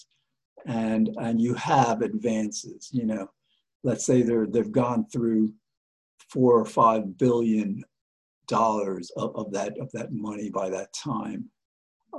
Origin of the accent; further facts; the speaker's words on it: United States; we as the American people